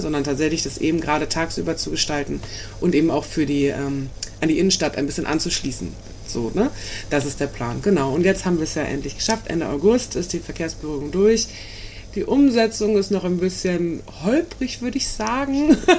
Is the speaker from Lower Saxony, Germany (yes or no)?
no; Dithmarschen, Schleswig-Holstein, Germany; ich komme ja auch aus Dithmarschen